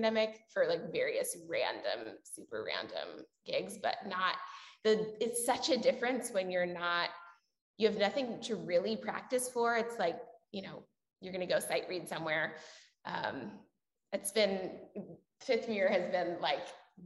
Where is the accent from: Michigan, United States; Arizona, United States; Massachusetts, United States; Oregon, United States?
Oregon, United States; Portland; also born or lived in Houston / New York; I'm also originally from Portland and also moved away for a really long time. I went to Houston and then New York, and then Portland has changed so much since when I grew up